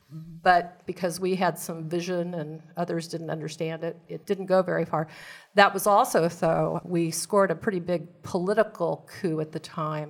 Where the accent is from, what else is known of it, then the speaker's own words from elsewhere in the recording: Hutchinson, Kansas, United States; also born or lived in Great Bend, Kansas / Manhattan, Kansas / Davis, California / Virginia; born and raised in Kansas, born in Great Bend, lived in Hutchinson